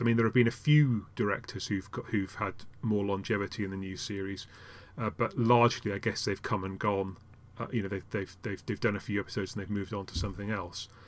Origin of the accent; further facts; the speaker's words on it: Yorkshire and the Humber, United Kingdom; I started out in, in, uh, in Yorkshire